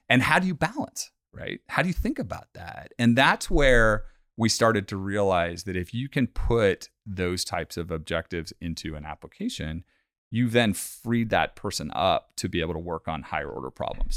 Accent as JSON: {"language": "English", "area": "Bay Area", "region": "California", "country": "United States", "tie": "born or raised there", "said": "born and raised in the Bay Area in California"}